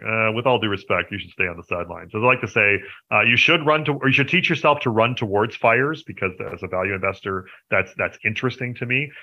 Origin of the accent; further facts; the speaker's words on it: Canada; I am a Canadian uh, which you know I suppose you should probably have figured that out since I run Hidden Gems Canada